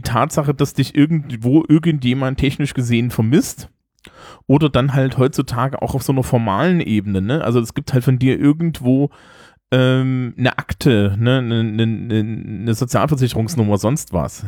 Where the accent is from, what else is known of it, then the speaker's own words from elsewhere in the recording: East Germany, Germany; als Ostdeutscher an der Stelle sagen, ne? Ich komme aus Landstrichen, die sind über sechzig Prozent säkular